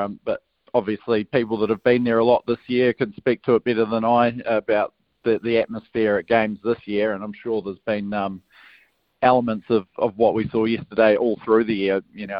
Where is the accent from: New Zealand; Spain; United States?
New Zealand; also born or lived in Northland, New Zealand / Queenstown, New Zealand / Brisbane, Australia; now in Christchurch, New Zealand; I'm not a Cantabrian per se, mate. I grew up in Northland and Queenstown